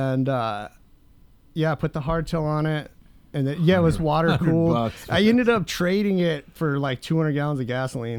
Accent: Bayfield, Colorado, United States; when I was growing up, I grew up in this like butcher shop / grocery store in Bayfield

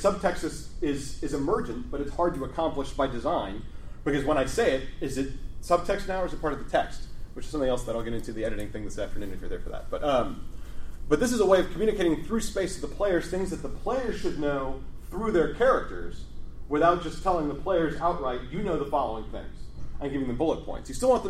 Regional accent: Midwest, United States; I'm from the Midwest.

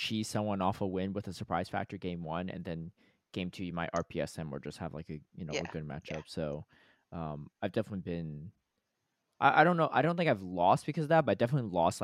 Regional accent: Georgia, United States; I grew up in Georgia

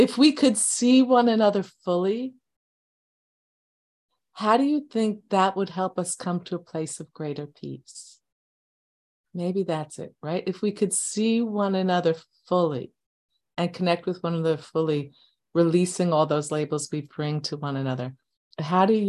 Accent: Levittown, New York, United States; I grew up in Levittown as well

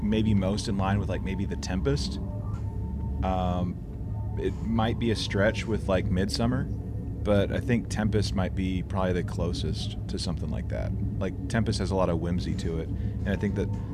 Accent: the American South, United States; I'm a Southerner

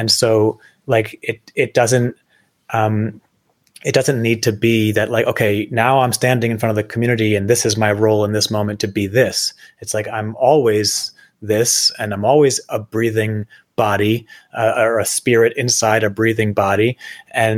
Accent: New Jersey, United States; I grew up in New Jersey.

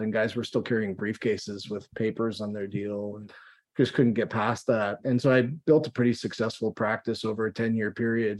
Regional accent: Toronto, Ontario, Canada; moved away as an adult; now in Calgary, Canada; I grew up in the Toronto area

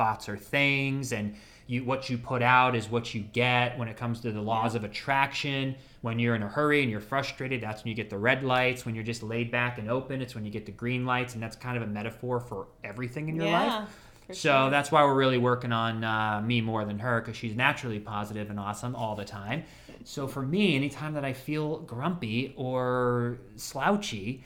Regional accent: Ohio, United States; now in Florida, United States; my home state, Ohio

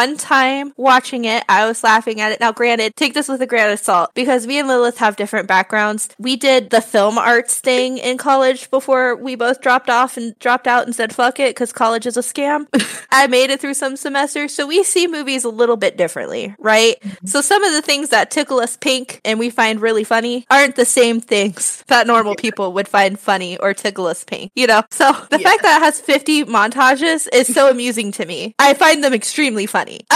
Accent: Midwest, United States; we're from the Midwest and we're from the conservative Midwest

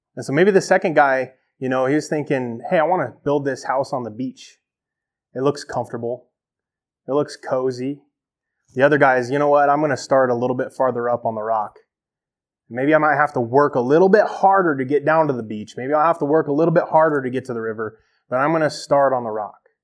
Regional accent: United States; as an American Christian

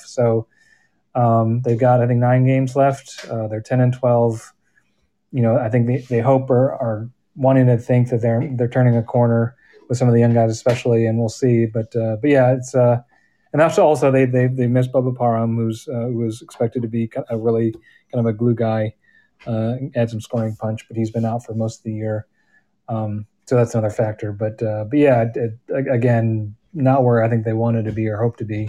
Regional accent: Chicago, Illinois, United States; also born or lived in Michigan; now in Atlanta, United States; I grew up outside of Chicago

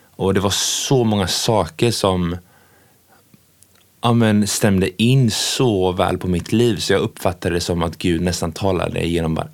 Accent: Tanzania; Ja, jag växte upp eh, eh, i Tanzania med mina föräldrar och min pappa var ju väldigt jaktintresserad och är ju fortfarande.

